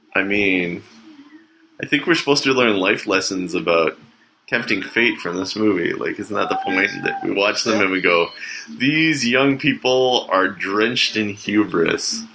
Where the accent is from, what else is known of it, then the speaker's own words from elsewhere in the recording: Canada; as a Canadian